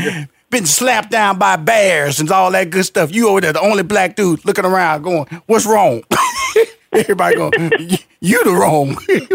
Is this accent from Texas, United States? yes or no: yes; Houston, Texas, United States; So, because I am a country boy, I'm from Houston, Texas, Fifth Ward. But I'm a bank fisherman.